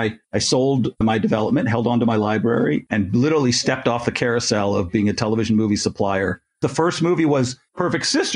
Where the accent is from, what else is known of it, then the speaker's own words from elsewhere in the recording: Canada; I'm Canadian